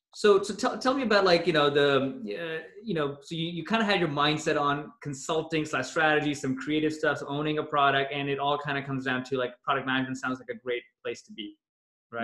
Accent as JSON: {"language": "English", "town": "Toronto", "region": "Ontario", "country": "Canada", "tie": "born or raised there", "also_born_or_lived": "Pakistan", "moved": "as an adult", "said": "when I was growing up in Toronto"}